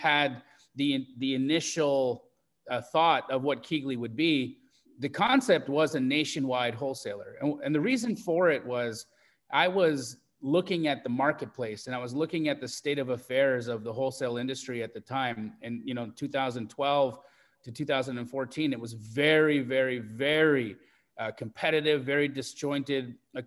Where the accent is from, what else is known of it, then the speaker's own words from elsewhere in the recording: Canada; moved away as an adult; also born or lived in Los Angeles, United States; now in Phoenix, United States; I grew up in Canada, but I moved from Canada to LA in 2012. In 2008